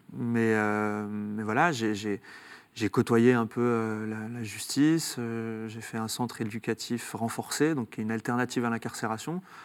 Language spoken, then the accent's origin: French; Saint-Étienne, Auvergne-Rhône-Alpes, France; Je viens de Saint-Étienne, donc, de, parents algériens. on a grandi dans un quartier ouvrier